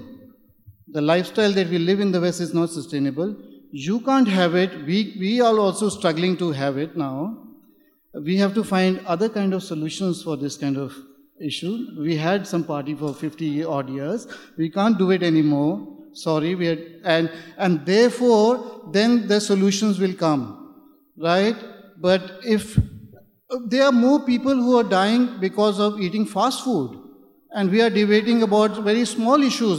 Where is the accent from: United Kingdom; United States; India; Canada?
India; moved away; I'm from India.